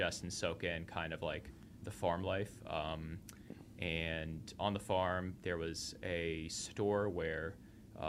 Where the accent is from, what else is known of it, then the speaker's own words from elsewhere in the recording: suburbs of Washington, D.C., in Maryland, United States; I was born and raised outside of Washington, D.C., in the suburbs, in Maryland